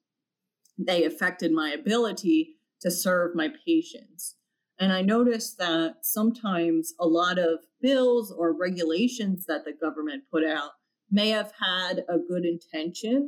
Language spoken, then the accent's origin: English; Philadelphia, Pennsylvania, United States; Philadelphia, my hometown